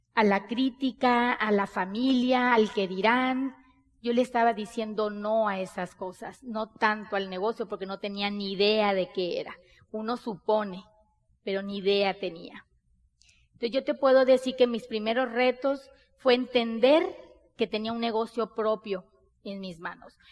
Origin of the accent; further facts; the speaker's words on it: Sonora, Mexico; Nosotros somos mexicanos, bien mexicanas. Somos de Sonora, del norte del país de México.